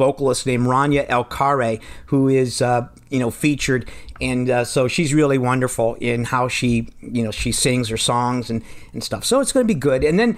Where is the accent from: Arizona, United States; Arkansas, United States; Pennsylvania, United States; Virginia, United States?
Pennsylvania, United States; moved away as an adult; also born or lived in Indiana; Well, I'm originally from Pennsylvania